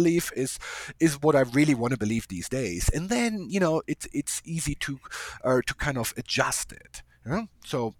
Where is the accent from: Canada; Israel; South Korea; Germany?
Germany; moved away; I'm from a different culture. I came from Germany